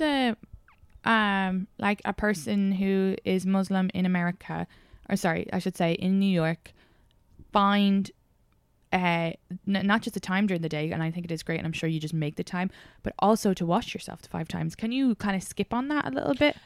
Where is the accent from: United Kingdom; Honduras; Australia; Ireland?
Ireland; accent: Irish; moved away as an adult; now in United States; growing up in Ireland